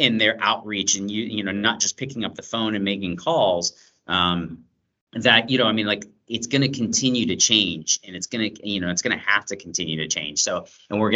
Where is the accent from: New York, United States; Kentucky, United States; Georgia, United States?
Georgia, United States; Atlanta; I grew up in Atlanta